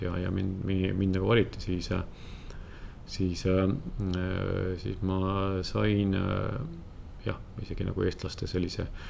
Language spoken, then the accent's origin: Estonian; Võru, Võru County, Estonia; moved away; ma olen Võrust, Võrust pärit